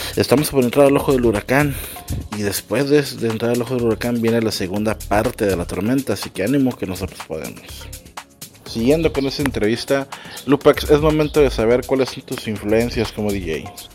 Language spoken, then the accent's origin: Spanish; Mexico; como mexicano que soy